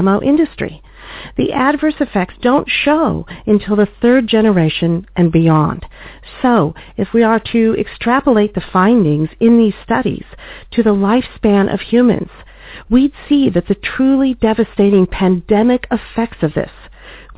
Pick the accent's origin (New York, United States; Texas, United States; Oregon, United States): Oregon, United States; traced back to several thousand acres in Oregon, my home state